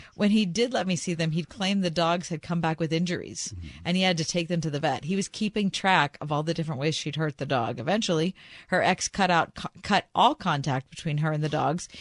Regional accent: United States; Are you from America? And I said, Yes

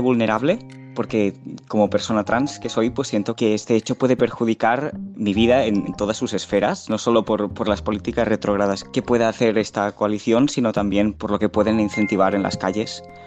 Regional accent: Valladolid, Castile and León, Spain; moved away as an adult; now in Lisbon, Portugal; soy de Valladolid, pero resido en Lisboa, en Portugal.

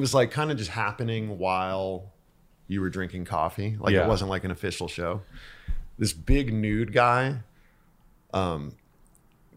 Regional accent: Calabasas, California, United States; they knew I came from Calabasas

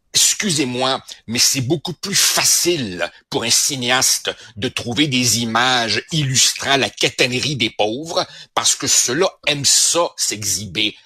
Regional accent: Quebec, Canada; also born or lived in Montreal

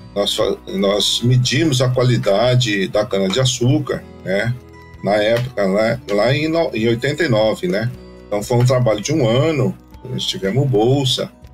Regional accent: Guararapes, São Paulo, Brazil; Eu sou da região de Araçatuba, né? Especificamente de Guararapes. Tive uma infância fabulosa

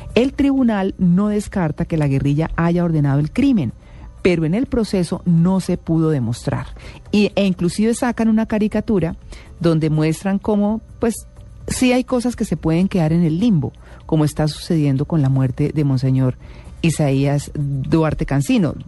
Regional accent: Colombia

